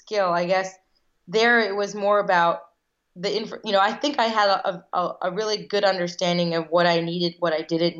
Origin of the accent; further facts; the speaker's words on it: United States; I was born here in the States. I'm one of five girls, and all of us were born here, but one of my sisters, Shikha. So I'm first generation American